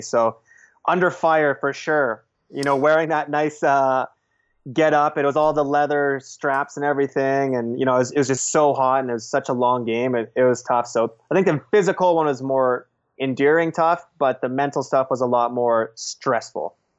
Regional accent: Beaumont, Alberta, Canada; now in Vancouver, Canada; my hometown, Beaumont

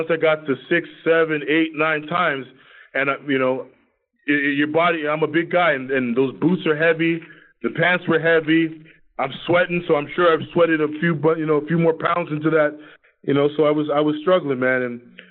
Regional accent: Toronto, Ontario, Canada; We're both from Toronto

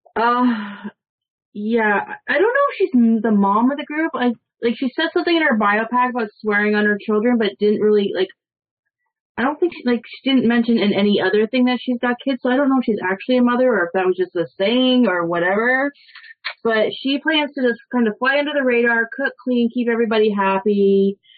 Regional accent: Toronto, Ontario, Canada; I'm from Toronto

